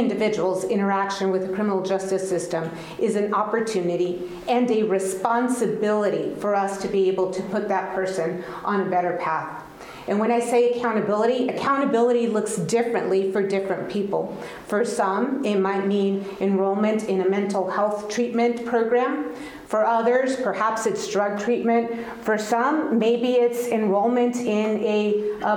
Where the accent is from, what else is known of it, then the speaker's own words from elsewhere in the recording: El Paso, Texas, United States; first language Spanish; English is a second language; moved away as an adult; now in Indianapolis, United States; I grew up in El Paso, Texas. I spoke Spanish and later learned English when I went